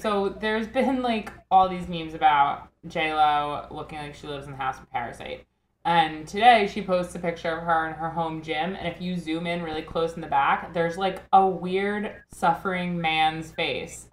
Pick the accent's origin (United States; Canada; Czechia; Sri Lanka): United States; Northport, New York; my hometown of Northport, Long Island.